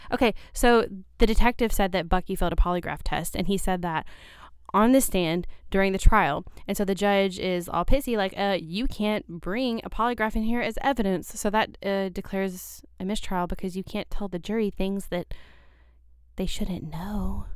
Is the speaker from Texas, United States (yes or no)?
no; Shepherdsville, Kentucky, United States; grew up in a town just south of Louisville